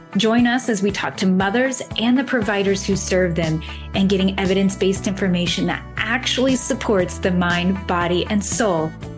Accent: Alaska, United States; here in my hometown in Alaska.

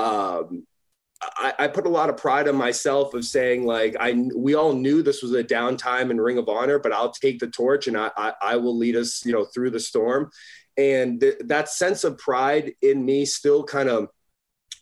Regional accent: Northeast, United States; as a kid growing up in the Northeast

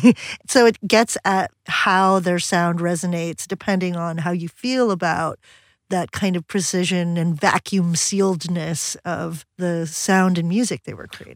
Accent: Philippines; moved away; I was a kid growing up in the Philippines

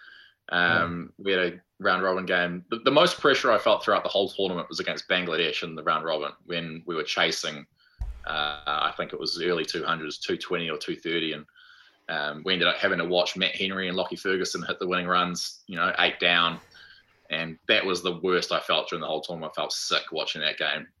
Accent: New Zealand; as Kiwi blokes

